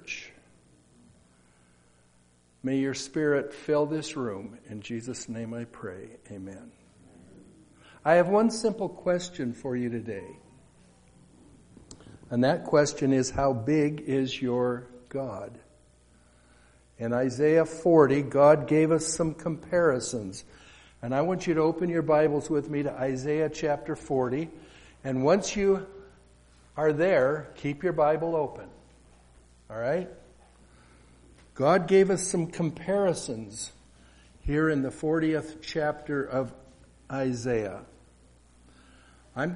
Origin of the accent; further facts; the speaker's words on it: Colorado, United States; moved away as an adult; also born or lived in Seattle area / Alberta; I grew up in Colorado on a dairy farm.